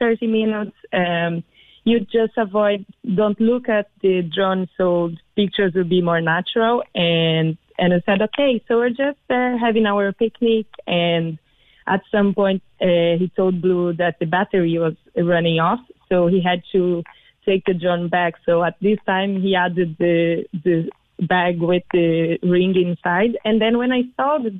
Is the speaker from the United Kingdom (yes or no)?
no; Brazil; moved away as an adult; now in Ireland; I'm from Brazil originally